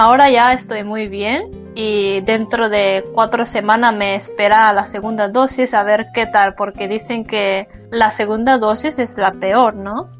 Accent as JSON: {"language": "Spanish", "country": "Japan", "second_language": "Spanish", "said": "yo soy japonesa"}